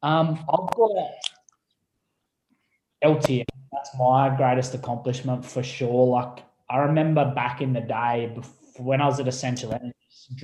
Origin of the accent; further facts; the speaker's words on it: Conda, New South Wales, Australia; put it in my hometown.